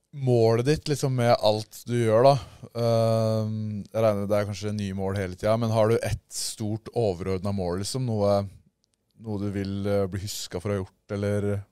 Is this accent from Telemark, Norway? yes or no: yes; Porsgrunn, Telemark, Norway; vi er fra Porsgrunn